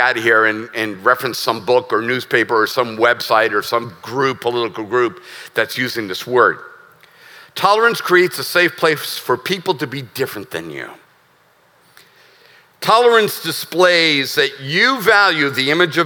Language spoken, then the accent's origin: English; United States; As an American who's a veteran who loves this country